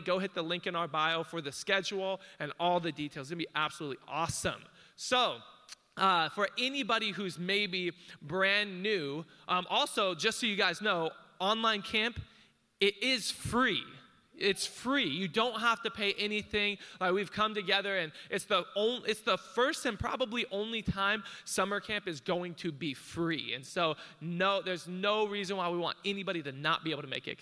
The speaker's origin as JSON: {"language": "English", "region": "Hawaii", "country": "United States", "said": "I'm Hawaiian"}